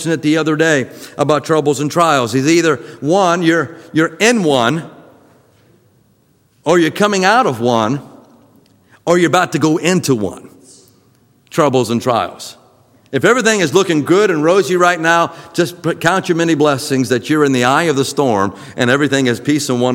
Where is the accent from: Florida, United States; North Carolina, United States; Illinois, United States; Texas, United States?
Florida, United States; growing up in Florida